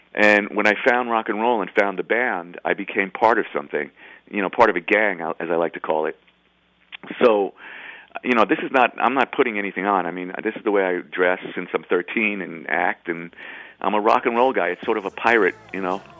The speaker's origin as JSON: {"language": "English", "town": "New York City", "region": "New York", "country": "United States", "tie": "born or raised there", "said": "I grew up in I grew up in the Bronx, kind of like a Neil Simon, you know, right by Yankee Stadium."}